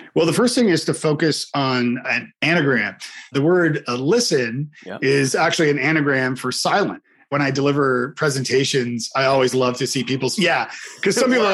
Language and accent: English; Canada; I'm Canadian